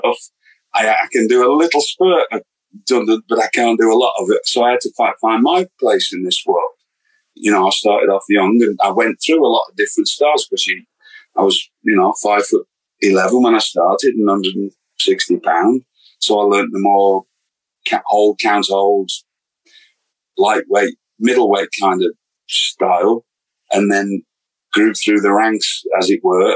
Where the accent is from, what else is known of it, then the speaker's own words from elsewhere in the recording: United Kingdom; moved away as an adult; I came from Britain